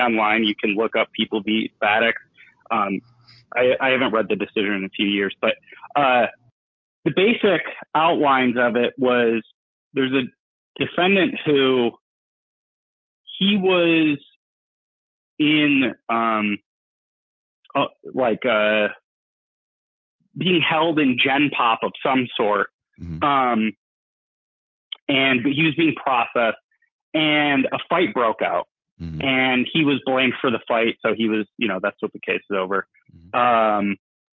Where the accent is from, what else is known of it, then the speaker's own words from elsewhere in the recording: Buffalo, New York, United States; I'm from New York State